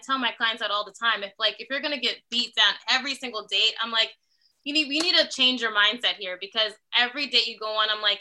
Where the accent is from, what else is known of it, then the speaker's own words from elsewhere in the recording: New York, United States; moved away as an adult; also born or lived in Los Angeles; I'm originally from New York.